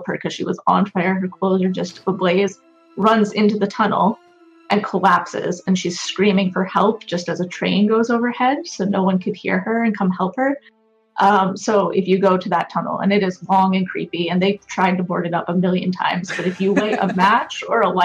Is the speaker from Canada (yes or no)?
yes; Ontario, Canada; moved away; I'm originally from Ontario